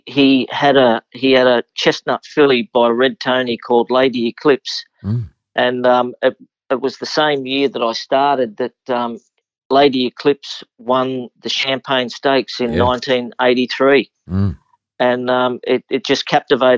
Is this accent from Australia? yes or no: yes; Sydney, New South Wales, Australia; I was local to Canterbury Racecourse growing up in Ashfield